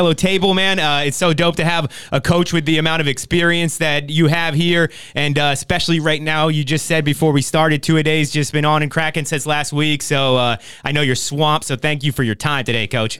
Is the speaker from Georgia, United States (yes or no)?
no; New Jersey, United States; now in Oxnard, United States; I grew up in New Jersey playing football in New Jersey